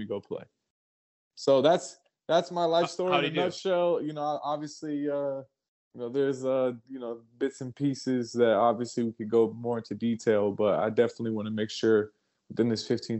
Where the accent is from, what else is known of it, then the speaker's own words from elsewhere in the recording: Alexandria, Virginia, United States; moved away; also born or lived in Memphis; I grew up in Alexandria, Virginia, basically where they filmed Remember the Titans. That was my city